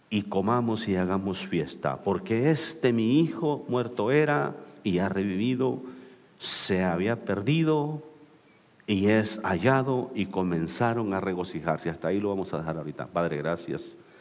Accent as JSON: {"language": "Spanish", "country": "El Salvador", "also_born_or_lived": "Mexico City, Mexico", "moved": "yes", "lives_now": "United States", "said": "soy salvadoreño"}